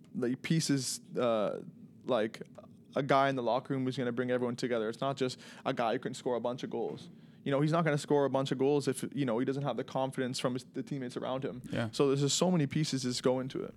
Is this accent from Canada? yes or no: yes; Toronto, Ontario, Canada; moved away as an adult; also born or lived in Macon, Georgia, United States; growing up in Toronto, very diverse, you know, city